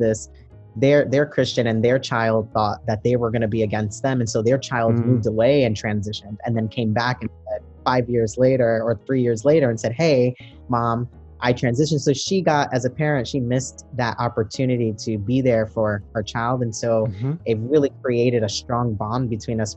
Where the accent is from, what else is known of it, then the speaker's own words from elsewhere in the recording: New York City, New York, United States; I am a Brooklyn native. I was born and raised in East New York in Brooklyn